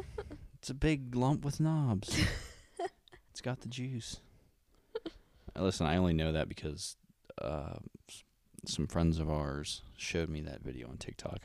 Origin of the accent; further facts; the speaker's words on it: Howard, United States; And I live in Howard. And I mean, I'm from Howard.